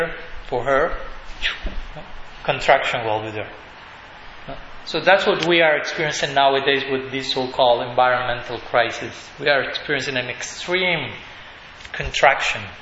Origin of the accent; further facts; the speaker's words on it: Argentina; English is a second language; in Buenos Aires, we are from Argentina.